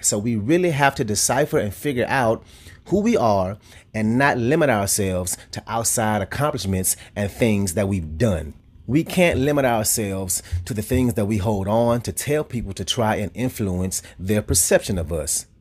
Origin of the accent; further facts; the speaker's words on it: Louisiana, United States; I'm from Louisiana